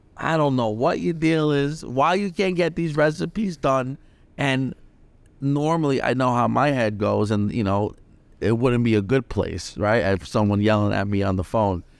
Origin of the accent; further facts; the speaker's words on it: New York City, New York, United States; I grew up in the Bronx.